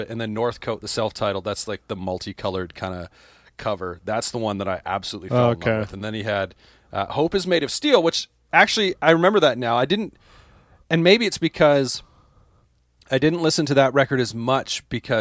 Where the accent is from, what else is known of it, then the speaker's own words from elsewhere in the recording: Canada; as a Canadian